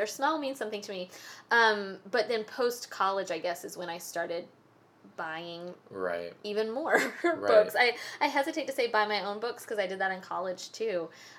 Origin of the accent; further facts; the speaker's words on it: Tallahassee, Florida, United States; I grew up in Tallahassee going to branch libraries